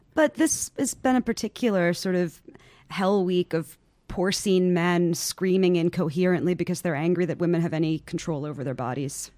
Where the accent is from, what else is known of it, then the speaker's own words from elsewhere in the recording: New York City, New York, United States; I'm from New York. I'm from far Rockaway